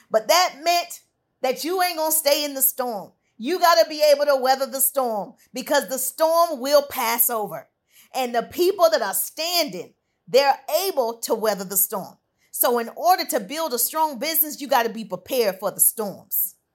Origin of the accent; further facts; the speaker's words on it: Southern United States, United States; Now, I'm from the South, I can't sing, but my grandmother used to sing this, a song about the storm.